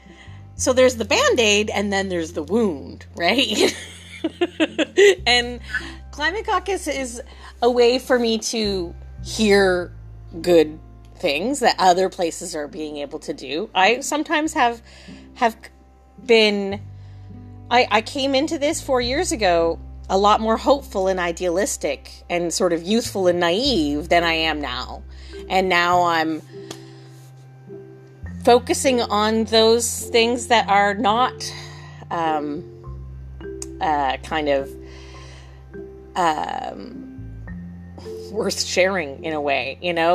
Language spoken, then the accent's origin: English; Ontario, Canada; now in Tahsis, Canada; I'm from Ontario originally